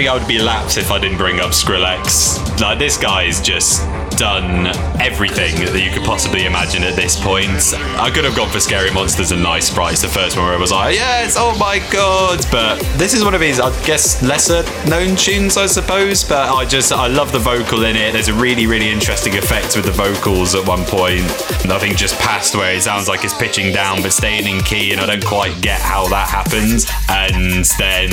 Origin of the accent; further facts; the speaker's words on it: Matlock, East Midlands, United Kingdom; also born or lived in near Birmingham / London; now in West Midlands, United Kingdom; I'm initially from the Peak District, so East Midlands, a town called Matlock, which is near like Derby and Nottingham